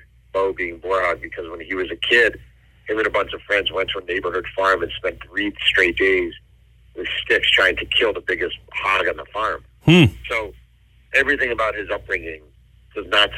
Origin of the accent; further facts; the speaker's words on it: Mahopac, New York, United States; when I was a kid growing up in Mailpack, New York